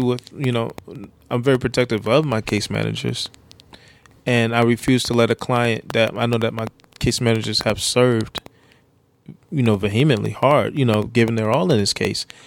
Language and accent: English; New York, United States; i grew up in New York